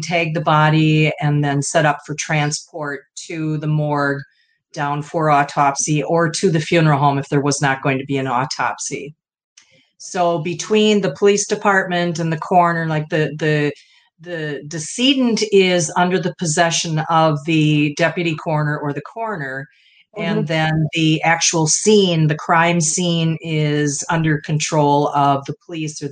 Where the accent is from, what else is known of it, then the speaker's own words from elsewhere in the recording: Midwest, United States; I'm from the Midwest